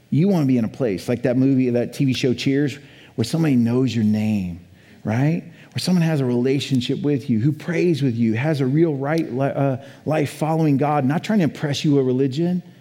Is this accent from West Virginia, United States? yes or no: no; Colorado, United States; also born or lived in Boulder; now in Idaho, United States; I come from Colorado, right? 30 years in Colorado, lived in Boulder, Colorado, right?